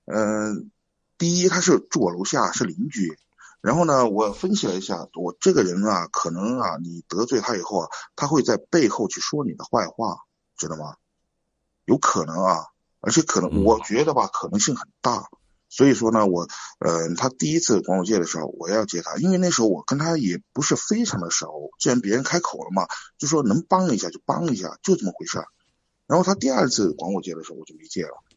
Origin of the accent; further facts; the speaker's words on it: Chengdu, Sichuan, China; 我那个成都，